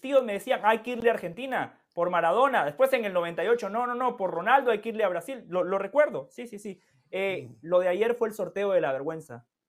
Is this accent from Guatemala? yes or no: yes; Guatemala; now in United States; yo nada más soy de Guatemala